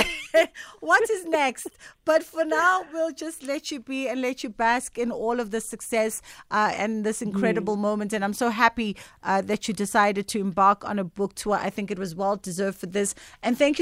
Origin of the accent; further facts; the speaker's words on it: South Africa; as South African women